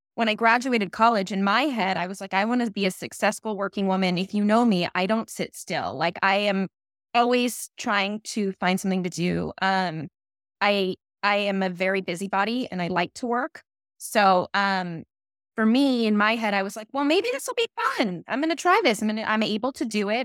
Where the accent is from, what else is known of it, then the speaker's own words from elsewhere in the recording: Calabasas, California, United States; also born or lived in Woodland Hills / East Coast; I grew up in Calabasas